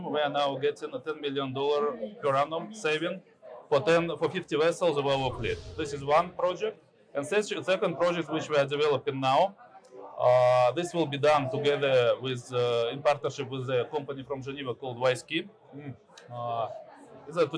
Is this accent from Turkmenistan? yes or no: yes; Turkmenistan; I am from Turkmenistan.